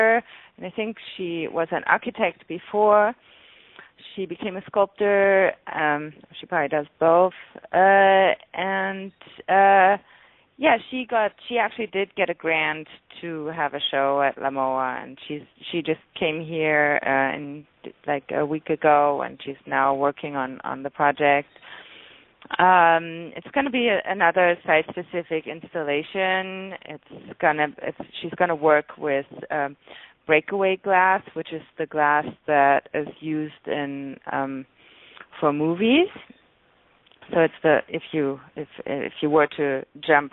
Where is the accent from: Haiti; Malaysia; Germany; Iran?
Germany; now in Los Angeles, United States; I'm from Germany